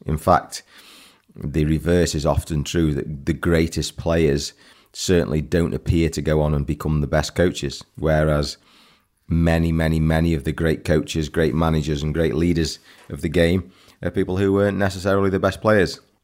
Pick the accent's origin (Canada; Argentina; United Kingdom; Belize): United Kingdom; England; I'm an Englishman.